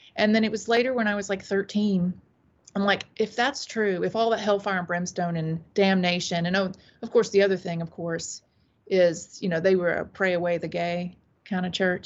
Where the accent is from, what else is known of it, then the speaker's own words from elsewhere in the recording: Taylors, South Carolina, United States; also born or lived in Saudi Arabia; now in Greenville, North Carolina, United States; I was raised mostly in Taylor, South Carolina